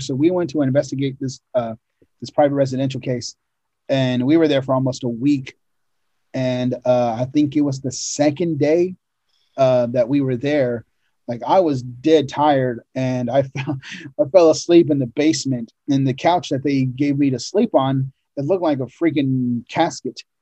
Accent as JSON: {"language": "English", "region": "Oregon", "country": "United States", "tie": "born or raised there", "said": "growing up in Oregon, you know, we lived in a ranch way up in the mountains"}